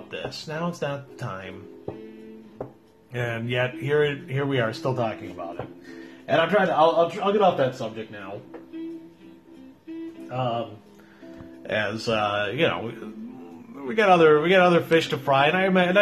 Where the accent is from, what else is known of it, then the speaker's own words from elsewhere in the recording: Midwest, United States; That's how we were raised here in the Midwest